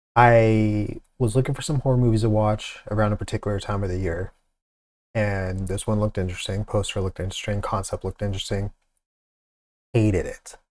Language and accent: English; Pacific Northwest, United States; I'm from the Pacific Northwest